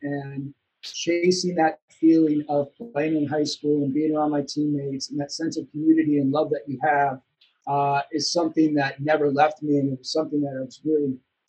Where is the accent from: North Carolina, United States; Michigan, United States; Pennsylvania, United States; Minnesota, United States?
Minnesota, United States; Lakeville; also born or lived in New York City; I was just a typical sports kid growing up in Minnesota. I grew up in a small town called Lakeville, about 20 minutes south of Minneapolis